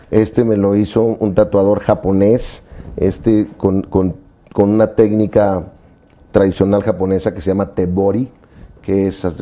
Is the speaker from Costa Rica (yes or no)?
no; Mexico; moved away; Y este me lo hice cuando me fui de México. Yo no soy religioso, pero sí soy muy mexicano.